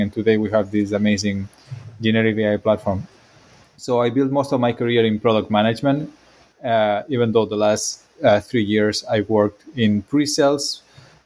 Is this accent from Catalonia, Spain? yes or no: yes; Barcelona, Catalonia, Spain; English is a second language; moved away as an adult; also born or lived in Belgium / France; now in Bay Area, United States; I'm from Barcelona